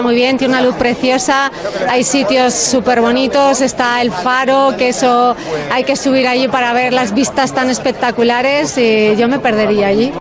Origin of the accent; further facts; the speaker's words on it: Alicante, Valencian Community, Spain; mi tierra, de Alicante